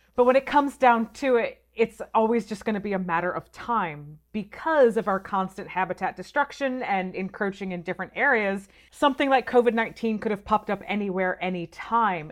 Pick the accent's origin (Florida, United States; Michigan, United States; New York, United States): Michigan, United States; I grew up in Michigan